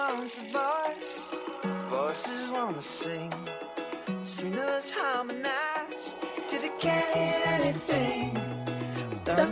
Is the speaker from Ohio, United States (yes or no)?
no; Carmel, California, United States; I grew up in California in the mid-90s